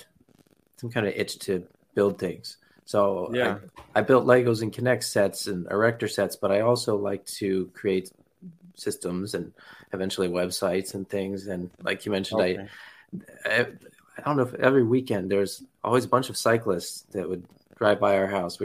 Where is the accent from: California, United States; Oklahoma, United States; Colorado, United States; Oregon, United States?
California, United States; San Diego; I grew up in San Diego, California